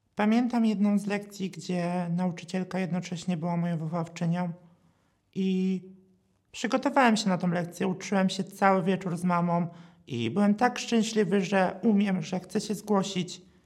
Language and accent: Polish; a village near Katowice, Silesian Voivodeship, Poland; pochodzę z miejscowości pod Katowicami.